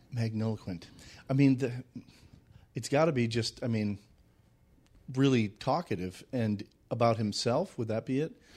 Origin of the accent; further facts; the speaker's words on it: Saint Paul, Minnesota, United States; moved away as an adult; also born or lived in Nebraska / Winona / Los Angeles; I'm from Saint Paul. I went to Creighton Durham Hall High School